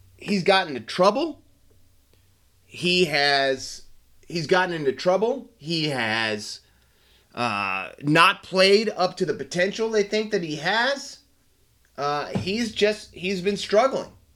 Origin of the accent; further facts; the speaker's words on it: United States; now in Australia; as an American over here watching the game